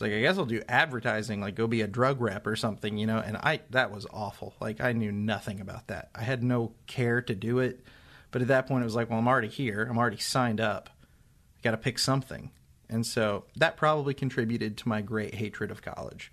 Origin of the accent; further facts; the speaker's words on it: Seymour, Indiana, United States; I grew up in Seymour, Indiana